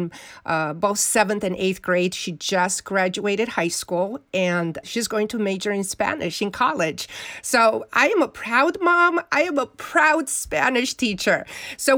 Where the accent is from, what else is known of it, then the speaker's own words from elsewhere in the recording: Romania; moved away; growing up in Romania, we didn't have books